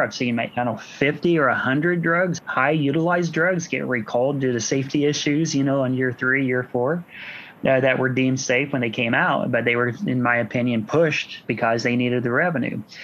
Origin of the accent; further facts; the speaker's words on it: Washington, Indiana, United States; Washington's my is my hometown